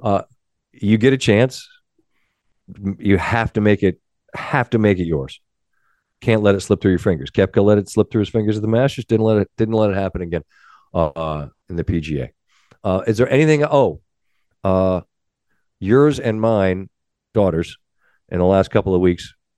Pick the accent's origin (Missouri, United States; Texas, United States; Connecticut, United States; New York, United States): Connecticut, United States; Ansonia; I'm from Ansonia